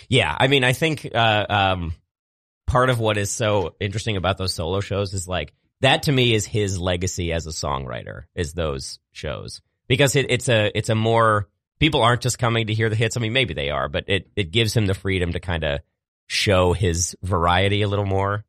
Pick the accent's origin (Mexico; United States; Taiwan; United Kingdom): United States; Maryland; moved away; I grew up in Maryland